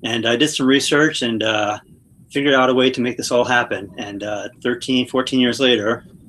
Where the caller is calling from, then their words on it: Phoenix, Arizona, United States; I'm in Phoenix, Arizona. Pretty exciting times here.